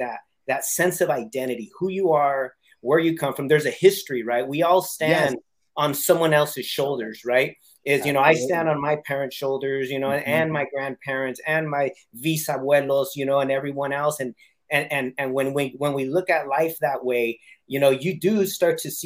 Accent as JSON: {"language": "English", "region": "California", "country": "United States", "tie": "born or raised there", "said": "as Chicanos, you know, growing up in California"}